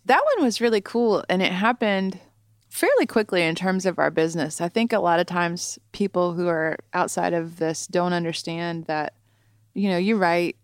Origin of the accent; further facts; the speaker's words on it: Southern Ohio, United States; also born or lived in Columbus, Ohio; I'm from Southern Ohio, but I moved up to Columbus and went to Ohio State for college